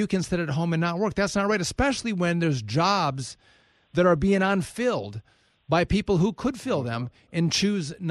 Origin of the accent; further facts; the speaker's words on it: Wisconsin, United States; I'm born and raised a Wisconsin guy.